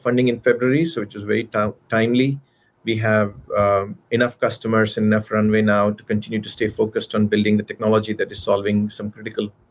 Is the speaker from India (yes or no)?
yes; India; moved away as an adult; also born or lived in Arizona / Austin, Texas; now in California, United States; I grew up in India. I did my bachelor's there